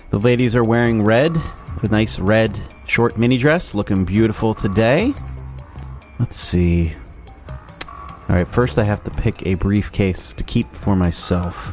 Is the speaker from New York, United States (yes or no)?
no; New Jersey, United States; I am from New Jersey. I have three wonderful children and a beautiful wife.